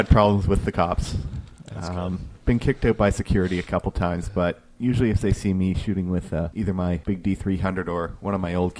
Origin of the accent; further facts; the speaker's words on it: Milton, Ontario, Canada; my hometown of Milton